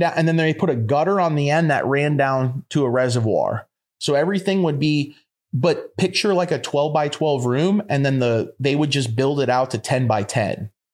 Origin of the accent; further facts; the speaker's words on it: Florida, United States; moved away as an adult; also born or lived in Colorado; I'm from Florida and I'm a Florida boy